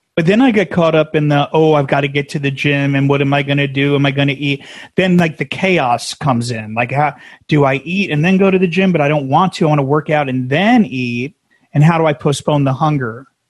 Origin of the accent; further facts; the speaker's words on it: New Jersey, United States; now in San Diego, United States; we were New Jersey, and we're we're transplants out here.